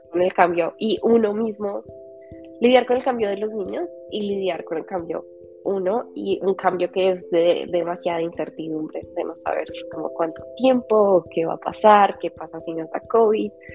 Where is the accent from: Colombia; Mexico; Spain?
Colombia; moved away as an adult; also born or lived in England; Yo siempre supe que quería vivir fuera de Colombia